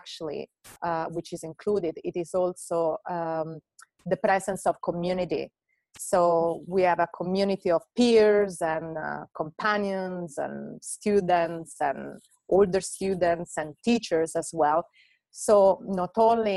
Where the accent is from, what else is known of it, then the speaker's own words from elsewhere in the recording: Italy; moved away as an adult; also born or lived in Hungary / London; I moved from Italy to Hungary. I studied circus there. And then from Hungary, while I was working also in an NGO, I went to London